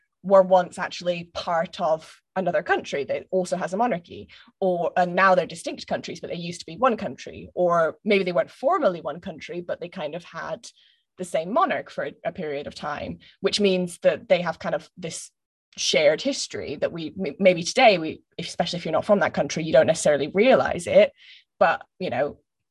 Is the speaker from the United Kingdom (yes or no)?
yes; Scotland, United Kingdom; my education as a Scottish person